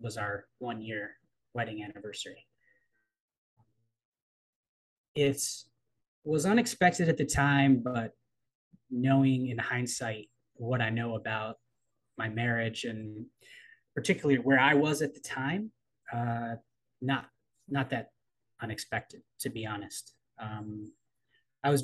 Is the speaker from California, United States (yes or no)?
no; Baltimore, Maryland, United States; born there; also born or lived in East Coast of the United States; I'm originally from the East Coast of the United States. I was born in Baltimore, moved around a lot as a kid as a result of my father's employment decisions, put it that way, and ended up back in Baltimore for college